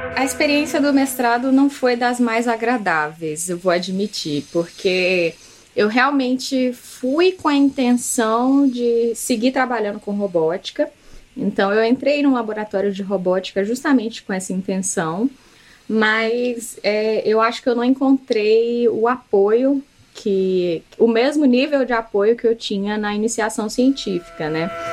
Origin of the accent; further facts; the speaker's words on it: Salvador, Bahia, Brazil; moved away as an adult; now in Belo Horizonte, Brazil; Mas eu sou da Bahia, de Salvador. Na verdade, a minha família é da ilha de Taparica, é originalmente, mas eu já nasci em Salvador